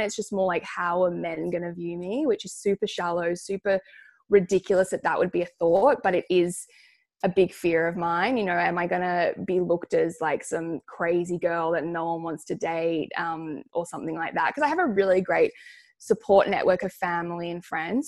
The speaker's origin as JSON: {"language": "English", "town": "Sydney", "region": "New South Wales", "country": "Australia", "tie": "born or raised there", "said": "I grew up on the North Shore."}